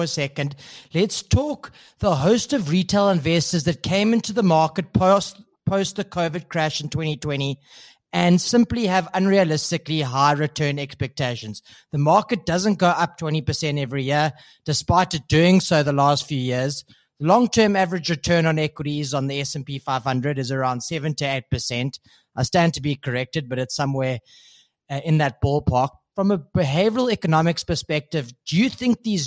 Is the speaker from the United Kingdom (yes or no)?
no; South Africa; as a South African, I fall into this trap